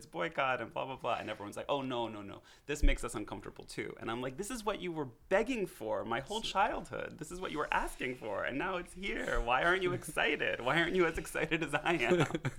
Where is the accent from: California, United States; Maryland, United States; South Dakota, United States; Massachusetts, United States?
Maryland, United States; D.C.; moved away as an adult; now in New York, United States; I grew up in a pretty normal American Reform Jewish family outside of Washington, D.C. in Maryland, in a family that was essentially a liberal Zionist family